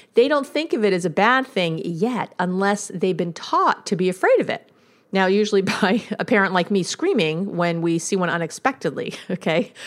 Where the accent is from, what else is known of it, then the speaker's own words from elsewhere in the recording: New York City, New York, United States; I'm from New York